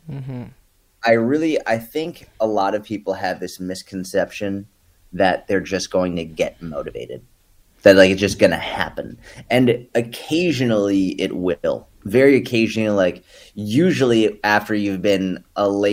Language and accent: English; New England, United States; now in Dallas, United States; I was born and raised in New England